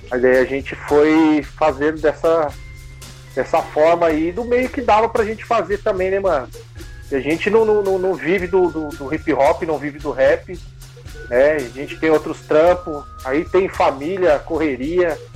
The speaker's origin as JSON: {"language": "Portuguese", "town": "São José dos Campos", "region": "São Paulo", "country": "Brazil", "said": "Somos aqui da Zona Leste, São José dos Campos, né?"}